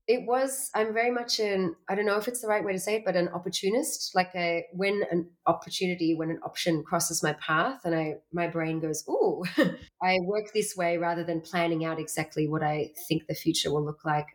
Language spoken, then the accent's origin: English; Australia; moved away as an adult; now in Berlin, Germany; I was born in Australia